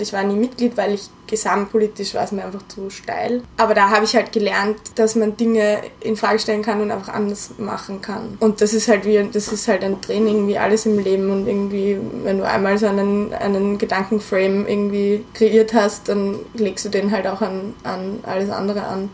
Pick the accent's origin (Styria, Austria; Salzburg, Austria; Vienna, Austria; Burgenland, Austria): Vienna, Austria; auf der WU als Wienerin